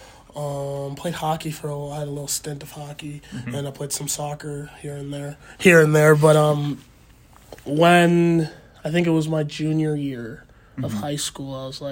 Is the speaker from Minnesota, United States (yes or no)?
yes; Minnesota, United States; born and raised in Minnesota.